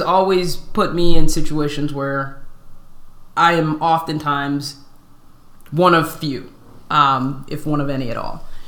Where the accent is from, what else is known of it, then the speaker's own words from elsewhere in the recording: Southern California, United States; I was born and raised in California for the most part, in Southern Cal